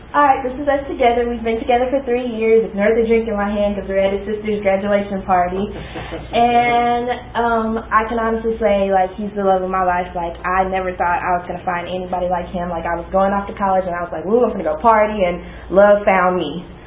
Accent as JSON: {"language": "English", "town": "Dallas", "region": "Texas", "country": "United States", "tie": "born or raised there", "said": "I was born here in Dallas."}